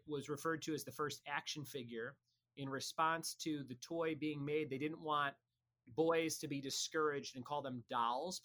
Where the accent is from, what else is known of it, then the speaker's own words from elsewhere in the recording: Chicago, Illinois, United States; I grew up in Chicago and we just had stores everywhere